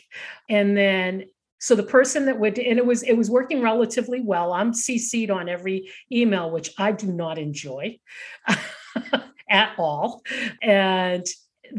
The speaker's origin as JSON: {"language": "English", "town": "Boston", "region": "Massachusetts", "country": "United States", "tie": "born or raised there", "also_born_or_lived": "Rocky Mountains", "moved": "yes", "said": "I grew up in Boston and lived all those years in the Rocky Mountains"}